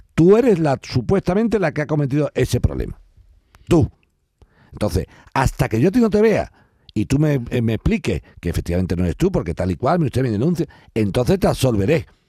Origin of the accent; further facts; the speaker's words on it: Spain; yo como español